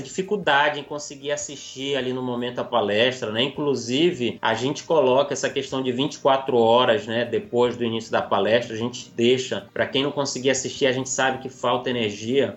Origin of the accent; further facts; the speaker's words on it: interior of Amazonas, Brazil; also born or lived in Manaus; Eu sou nascido em Manaus, na capital, mas uhum. até os nove anos eu fui criado no interior do Amazonas